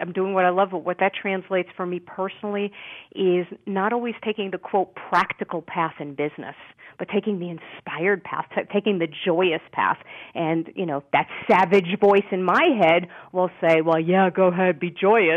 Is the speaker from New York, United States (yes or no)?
yes; New York City, New York, United States; born or raised there